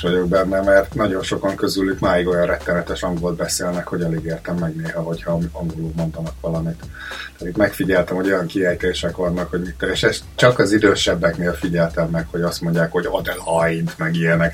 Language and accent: Hungarian; Hungary; moved away as an adult; also born or lived in Cleveland, United States; now in Australia; egy másik kontinensen vagyunk, és mi mind magyarok vagyunk